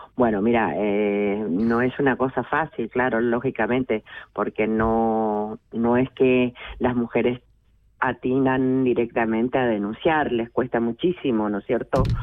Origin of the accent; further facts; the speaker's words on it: Misiones, Argentina; moved away as an adult; now in Switzerland; yo soy argentina, soy una mujer argentina, soy migrante, hija de personas que de campesinos, campesinas, desde nací en la selva misionera, en Misiones Argentinas